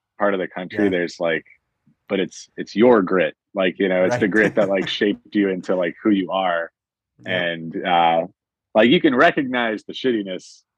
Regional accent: Northern Ohio, United States; moved away as an adult; now in Loudoun County, Virginia, United States; I was from Northern Ohio

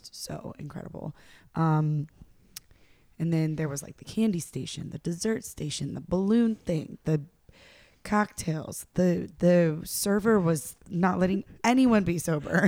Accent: North Carolina, United States; I'm from North Carolina

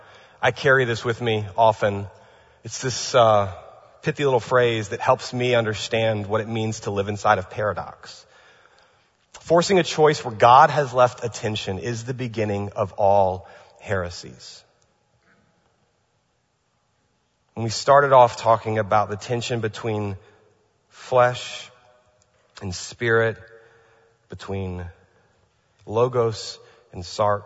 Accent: California, United States; By the way, I'm from California, now that I live here, I know what it means to have a geological fault.

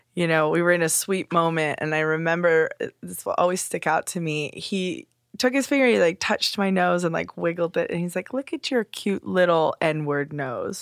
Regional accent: Simi Valley, California, United States; also born or lived in Los Angeles; I was born in Los Angeles and then moved to the suburb of Simi Valley

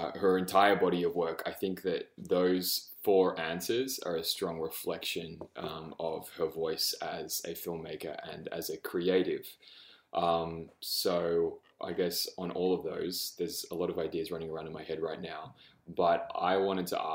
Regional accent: Australia; I'm an Australian.

